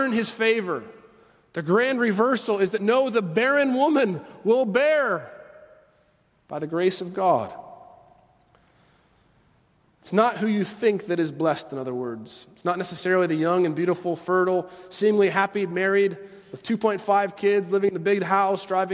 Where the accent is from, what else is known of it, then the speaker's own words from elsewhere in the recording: United States; as an American